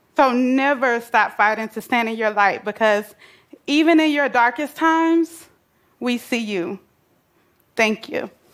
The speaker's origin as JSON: {"language": "English", "town": "Atlanta", "region": "Georgia", "country": "United States", "tie": "born or raised there", "said": "I grew up in Atlanta, Georgia, bouncing from house to house"}